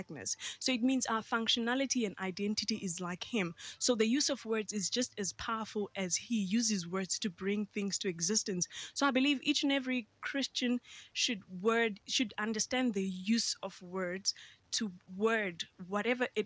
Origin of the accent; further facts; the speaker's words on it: Queenstown, Eastern Cape, South Africa; I was born and bred in Queenstown, Eastern Cape